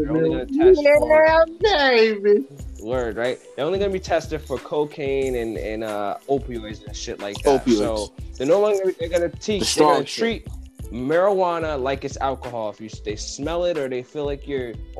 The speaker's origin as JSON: {"language": "English", "region": "Connecticut", "country": "United States", "said": "I'm from Connecticut"}